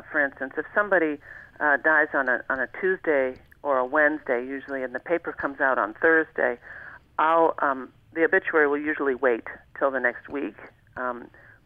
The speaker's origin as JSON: {"language": "English", "area": "Long Island", "region": "New York", "country": "United States", "tie": "born or raised there", "moved": "as an adult", "lives_now": "Alaska, United States", "said": "that's where I grew up."}